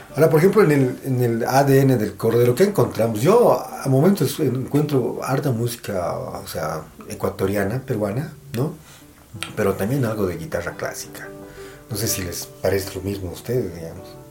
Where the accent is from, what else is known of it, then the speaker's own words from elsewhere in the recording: Bolivia; nosotros como bolivianos